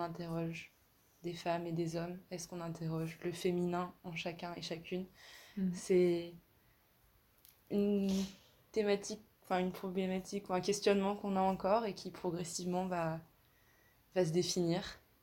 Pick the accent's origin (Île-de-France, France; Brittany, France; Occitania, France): Brittany, France; Brest; je viens de Brest